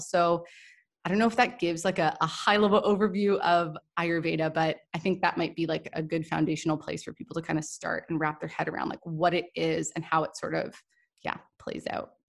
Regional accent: Toronto, Ontario, Canada; also born or lived in Goa, India; I'm from Toronto, I'm from Canada

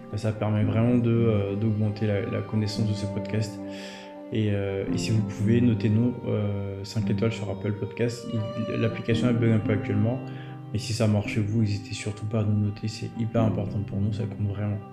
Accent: Côte d’Ivoire; moved away as an adult; now in France; je suis né en Côte d'Ivoire. Euh, j'ai, euh, j'ai étudié une bonne partie euh, de ma vie en Côte d'Ivoire

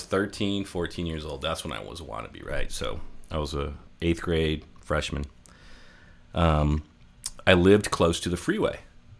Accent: San Francisco, California, United States; now in Arizona, United States; growing up in San Francisco, I grew up in an area called Bernal Heights, which is just south of the Mission District, right?

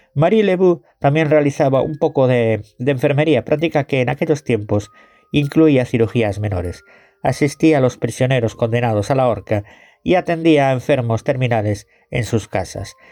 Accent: Galicia, Spain; Yo soy gallego

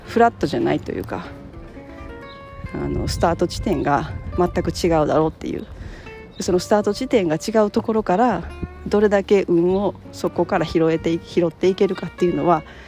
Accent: Japan; 日本に生まれた

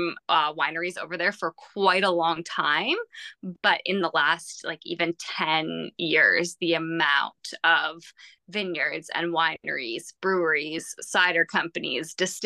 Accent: Belleville, Ontario, Canada; I'm from Belleville, which is literally just the bridge over into the island that is Prince Edward County

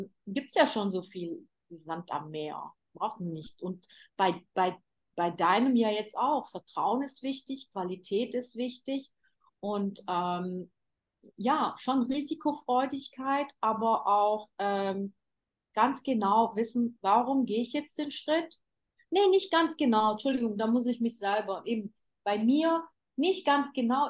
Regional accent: Germany; moved away as an adult; now in Istanbul, Turkey; Ich bin ja in Deutschland geboren

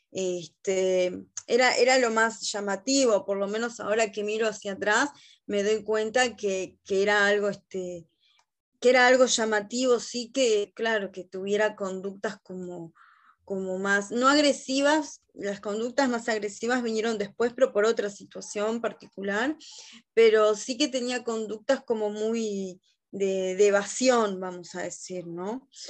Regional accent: Montevideo, Uruguay; yo nací acá en Montevideo, en Uruguay, en el año 1982

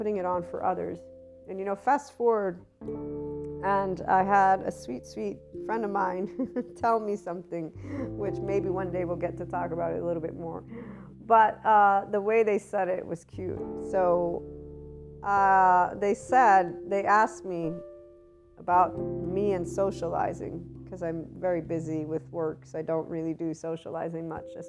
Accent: United States; also born or lived in Southern Italy; I'm an American and Italian, I'm bicultural, but I have primarily American schooling, so that's my predominant culture

